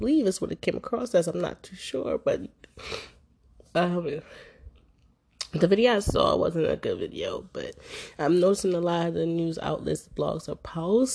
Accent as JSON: {"language": "English", "town": "Philadelphia", "region": "Pennsylvania", "country": "United States", "tie": "born or raised there", "said": "growing up in Philadelphia"}